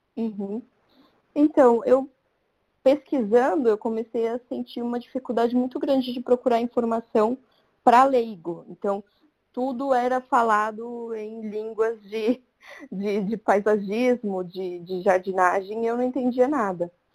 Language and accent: Portuguese; Santo André, São Paulo, Brazil; moved away as an adult; also born or lived in São Caetano do Sul / Bela Vista, São Paulo; now in São Paulo, Brazil; E eu morei minha vida inteira em Santo André, em uma única casa, com a minha avó.